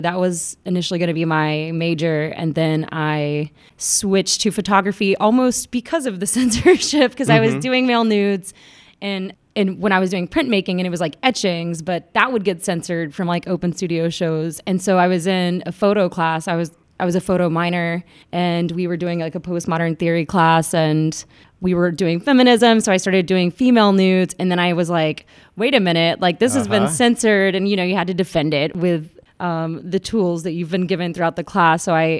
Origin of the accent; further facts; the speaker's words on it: Atlanta, Georgia, United States; born there; Yeah, I was born in Atlanta, but my entire family, for the most part, is from.